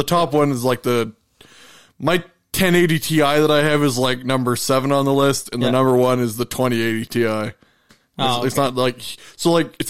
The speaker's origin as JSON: {"language": "English", "country": "Canada", "said": "we're Canadian."}